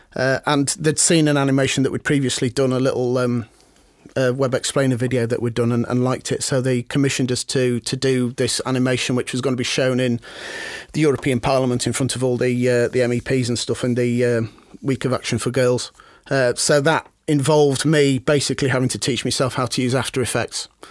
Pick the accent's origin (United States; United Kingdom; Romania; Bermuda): United Kingdom; Harrogate, Yorkshire and the Humber; I grew up in Harrogate